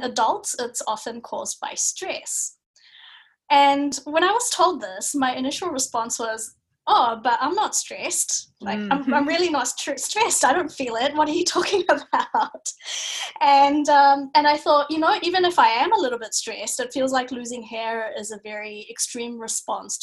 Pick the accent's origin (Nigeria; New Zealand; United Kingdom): New Zealand; moved away as an adult; also born or lived in Bangladesh / Singapore; now in Melbourne, Australia; I'm a Kiwi